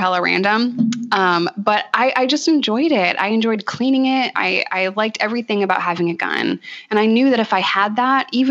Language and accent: English; New York, United States; moved away as an adult; also born or lived in Arkansas; as a New Yorker